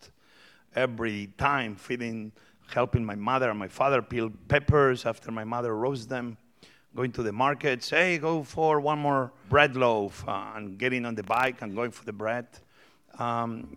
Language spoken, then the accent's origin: English; Barcelona, Catalonia, Spain; English is a second language; moved away as an adult; also born or lived in Asturias, Spain; now in United States; I was born in North Spain, Asturias. And very quickly, when I was five, my father and mother moved to Barcelona.